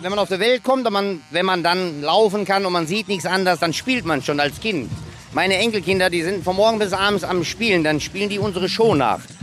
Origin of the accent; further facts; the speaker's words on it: Christianskoog, Schleswig-Holstein, Germany; Ich komme aus Christianskog